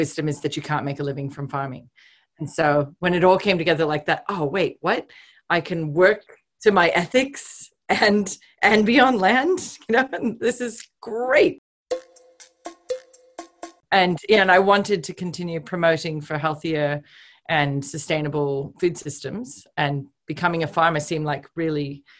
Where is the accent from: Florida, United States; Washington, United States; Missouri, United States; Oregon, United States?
Oregon, United States; moved away as an adult; now in Australia; I was raised on a cattle ranch myself in Oregon